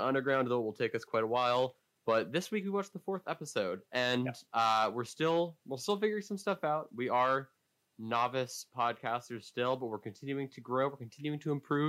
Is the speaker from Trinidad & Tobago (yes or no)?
no; Bethesda, Maryland, United States; moved away as an adult; I'm back in D.C. Or Bethesda, Maryland